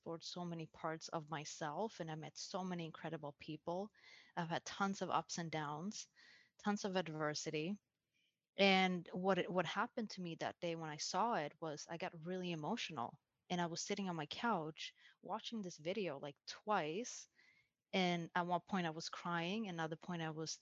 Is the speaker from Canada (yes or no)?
no; Sweden; moved away as an adult; now in United States; I was moving from Sweden. That's where I was born and raised.